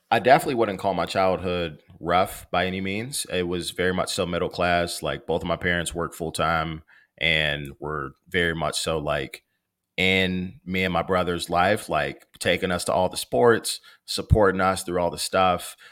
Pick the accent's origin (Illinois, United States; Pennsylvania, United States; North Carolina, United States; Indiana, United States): Illinois, United States; Maywood; I grew up in Maywood. It's the west side of Chicago